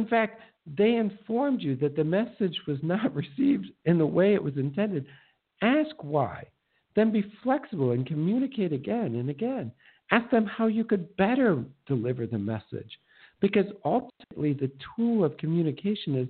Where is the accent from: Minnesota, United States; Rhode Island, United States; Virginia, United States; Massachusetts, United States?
Minnesota, United States; moved away; I'm from Minnesota